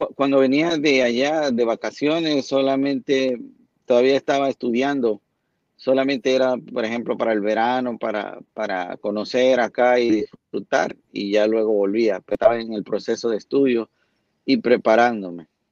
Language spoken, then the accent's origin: Spanish; Santiago de los Caballeros, Santiago, Dominican Republic; yo soy eh, originario de una ciudad que se llama Santiago de la República Dominicana